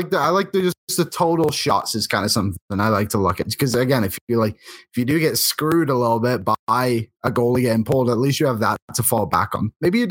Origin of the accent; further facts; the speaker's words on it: Bolton, North West England, United Kingdom; I am from Bolton in England